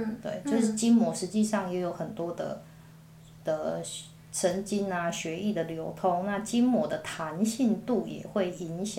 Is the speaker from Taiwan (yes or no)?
yes; Taiwan; 所以我觉得这是我们台湾人自己很多没有在。